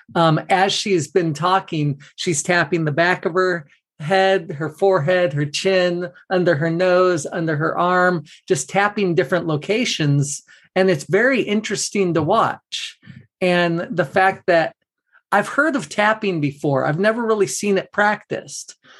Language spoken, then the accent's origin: English; Southern California, United States; I grew up in in Southern California